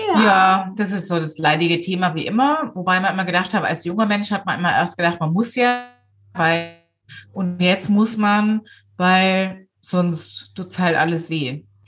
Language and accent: German; Swabia, Germany; ich bin ja selber Schwabe